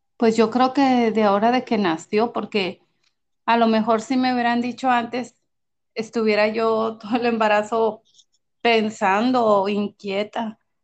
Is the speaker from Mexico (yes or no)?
yes; Monterrey, Nuevo León, Mexico; Soy de Monterrey, México, Monterrey, Nuevo León, México